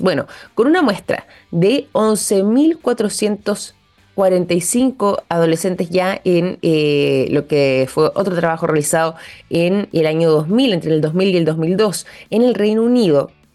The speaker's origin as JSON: {"language": "Spanish", "country": "Chile", "said": "nosotros como chilenos"}